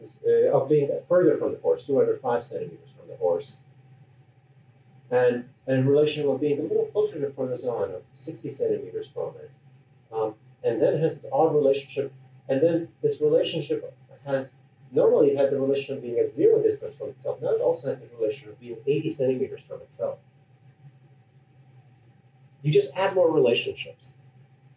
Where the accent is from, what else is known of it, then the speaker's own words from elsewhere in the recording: Canada; I'm Canadian